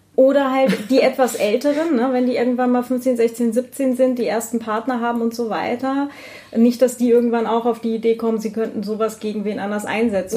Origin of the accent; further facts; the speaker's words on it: Northern Germany, Germany; was ich für eine freie Kindheit hatte. Ja, irgendwo so in Norddeutschland am Land